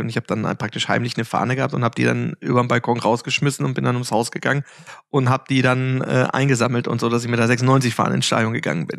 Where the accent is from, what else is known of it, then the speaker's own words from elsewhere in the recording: Hanover, Lower Saxony, Germany; ich bin in Hannover ähm, geboren äh, und habe da äh, in Altweinbüchen, das ist halt praktisch direkt vor Ort angrenzend